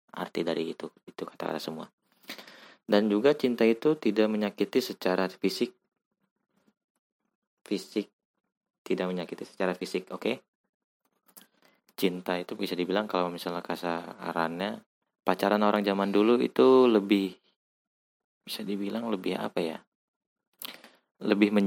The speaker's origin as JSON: {"language": "Indonesian", "region": "West Java", "country": "Indonesia", "said": "gue anjir kebanyakan bahasa Jawa ya. gue asli orang Jawa Barat"}